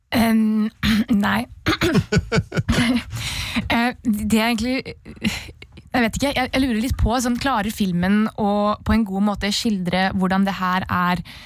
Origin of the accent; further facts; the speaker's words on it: Oslo, Norway; Jeg kommer fra Oslo